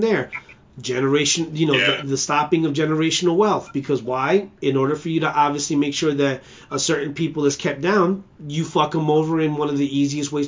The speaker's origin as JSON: {"language": "English", "town": "New York City", "region": "New York", "country": "United States", "tie": "born or raised there", "said": "I'm from Brooklyn, all right? BK all day, all right? You know, I do this. Flatbush"}